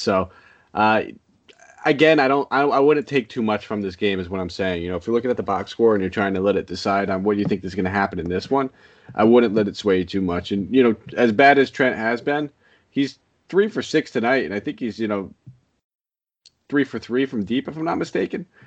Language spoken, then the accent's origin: English; Connecticut, United States; I'm from Connecticut